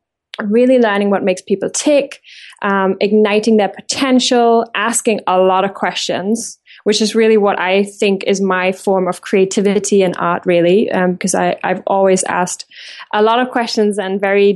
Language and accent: English; Germany; English is a second language; moved away as an adult; now in England, United Kingdom; because I have left my home country, Germany, when I was about 21, 11 years ago.